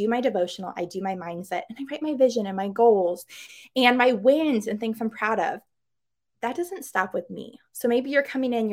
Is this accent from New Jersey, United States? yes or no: no; Missouri, United States; I'm from Missouri